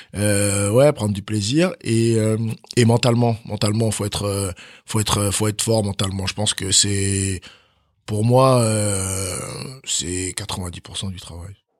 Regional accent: Chalon-sur-Saône, Bourgogne-Franche-Comté, France; also born or lived in Cotonou, Benin / Nantes / Germany; j'ai grandi euh, j'ai grandi dans un quartier à Chalon-sur-Saône

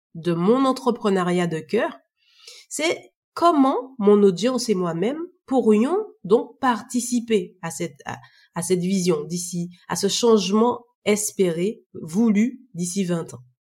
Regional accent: Martinique; je suis originaire de la Martinique

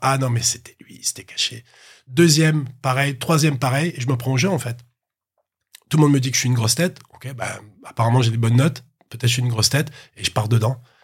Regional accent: Marseille, Provence-Alpes-Côte d'Azur, France; je, suis né, à Marseille et ensuite je suis allé dans un petit village à côté de Marseille.

